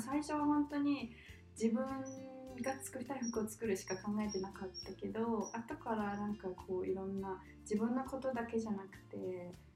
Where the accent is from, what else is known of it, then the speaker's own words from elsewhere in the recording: Japan; also born or lived in Australia; 日本にいた時私もまあ日本で育った